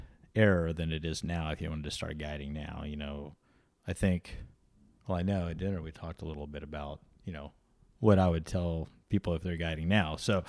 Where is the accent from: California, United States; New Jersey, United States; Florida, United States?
Florida, United States; Destin; He's a fighter pilot over where I grew up near Destin.